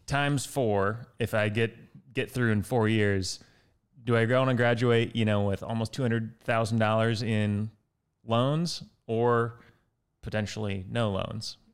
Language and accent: English; West Lafayette, Indiana, United States; I grew up in West Lafayette, which is about zero miles from Purdue